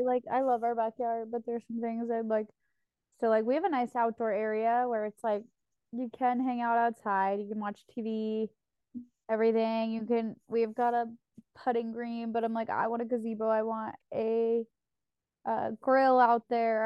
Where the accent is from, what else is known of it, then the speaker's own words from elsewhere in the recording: Oregon, United States; moved away; I come from Oregon